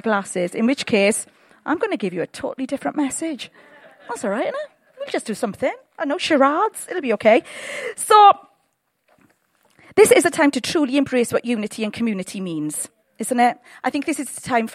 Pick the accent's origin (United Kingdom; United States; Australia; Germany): United Kingdom; We're very British.